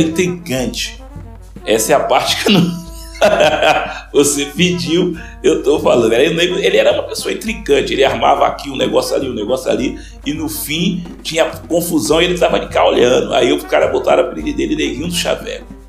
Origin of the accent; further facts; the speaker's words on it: Salvador, Bahia, Brazil; eu vim para minha velha guarda aqui, onde eu fui criado também aqui no centro histórico, né? Na parte da Santa Isabel, eu fui criado no Gavetão.